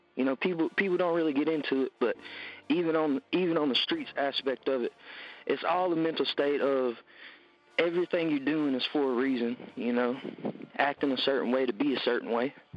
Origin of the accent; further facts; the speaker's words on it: Tupelo, Mississippi, United States; growing up in Tupelo, uh, it's a it's a good area with a lot of stuff going on compared to other pieces of Mississippi